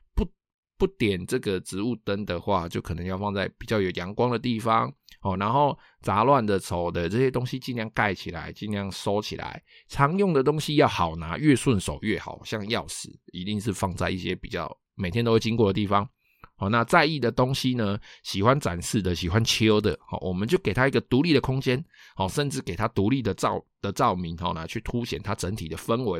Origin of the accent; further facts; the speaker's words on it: Taiwan; 我们台湾人